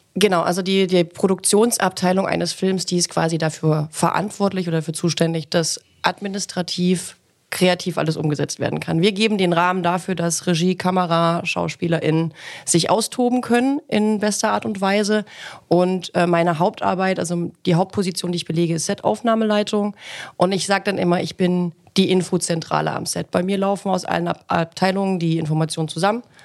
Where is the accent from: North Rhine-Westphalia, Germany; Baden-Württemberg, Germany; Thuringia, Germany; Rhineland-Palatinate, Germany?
Thuringia, Germany; Ilmenau; moved away; meine Heimatstadt in den Lindenlichtspielen Ilmenau